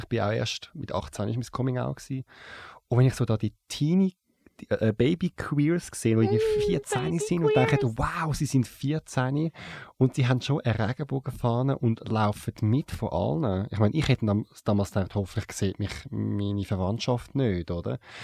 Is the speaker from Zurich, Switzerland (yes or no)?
yes; Zurich, Switzerland; Ich bin in Zürich aufgewachsen, im Kreis 8